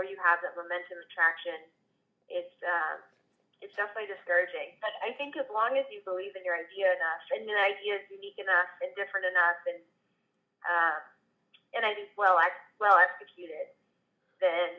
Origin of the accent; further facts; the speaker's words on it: Texas, United States; growing up in Texas